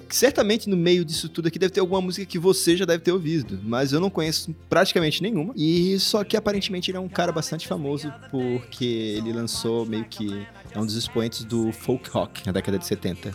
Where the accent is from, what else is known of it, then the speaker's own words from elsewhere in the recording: Brazil; nós somos brasileiros